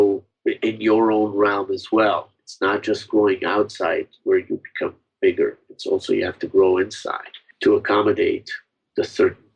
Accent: Israel; now in United States; I came from Israel, the music that we had in Israel was basically imported music

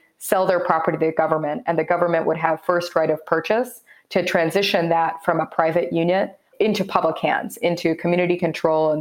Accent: Kansas City, Missouri, United States; moved away; move home and make that happen. So moved back in February

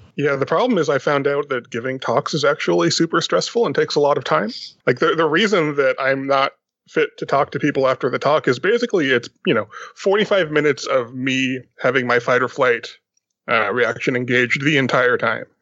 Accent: Austin, Texas, United States; my hometown of Austin

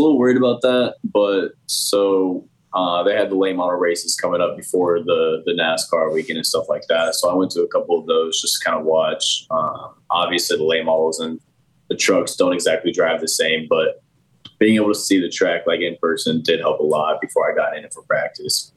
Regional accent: Indianapolis, Indiana, United States; born or raised there

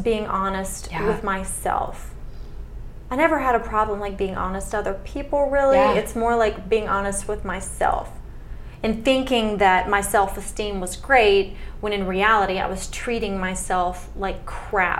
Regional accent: the South, United States; born and raised in the South

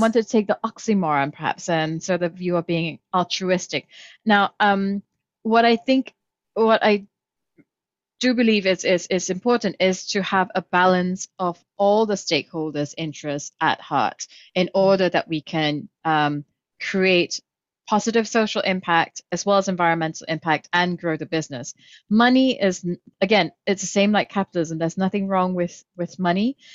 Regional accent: Kuala Lumpur, Malaysia; I grew up in Kuala Lumpur, Malaysia

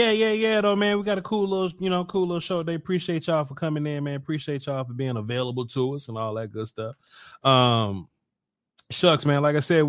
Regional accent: Natchez, Mississippi, United States; I'm from Natchez, Scott.

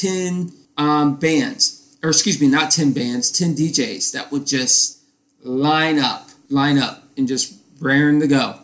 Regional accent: Titusville, Florida, United States; where I grew up in Tyesville, Florida

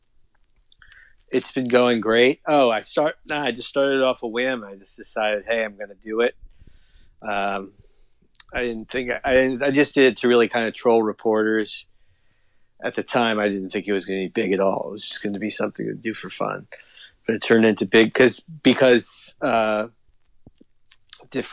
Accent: Miami, Florida, United States; I'm from South Florida. I grew up in Miami

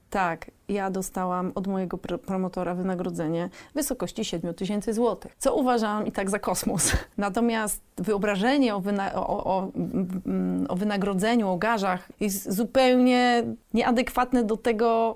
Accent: Gdańsk, Pomeranian Voivodeship, Poland; jesteśmy z Gdańska

